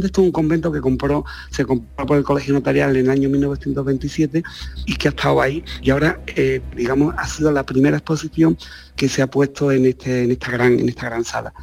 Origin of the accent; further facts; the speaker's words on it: Ronda, Andalusia, Spain; Ronda, que es mi ciudad natal